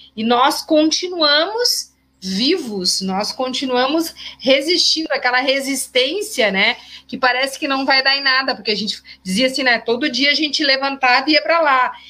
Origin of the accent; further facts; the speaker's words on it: Gravataí, Rio Grande do Sul, Brazil; como diz aqui na minha terra